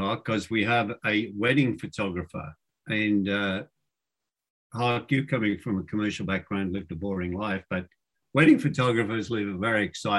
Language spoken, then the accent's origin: English; Melbourne, Victoria, Australia; Melbourne, which is my hometown as well, in downtown Australia, mate.